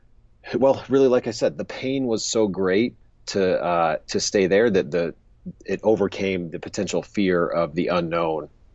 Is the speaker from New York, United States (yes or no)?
no; Pensacola, Florida, United States; I grew up in Pensacola, Florida.